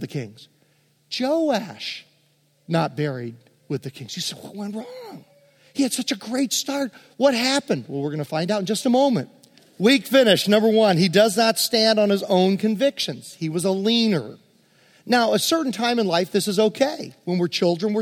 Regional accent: Hopewell, Virginia, United States; I grew up in West End Presbyterian Church in Hopewell, Virginia

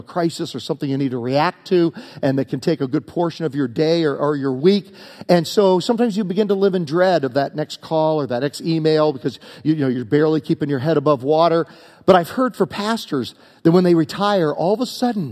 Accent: Virginia, United States; also born or lived in Syracuse, New York; now in Southern California, United States; growing up in the South in Virginia

